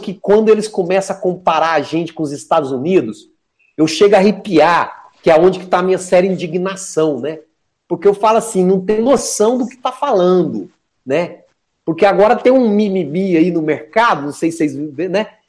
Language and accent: Portuguese; Minas Gerais, Brazil; Eu sou mineiro, né?